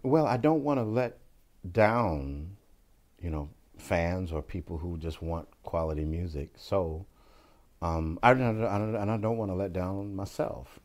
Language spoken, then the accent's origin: English; Bakersfield, California, United States; they're from my hometown and all of those guys went to my high school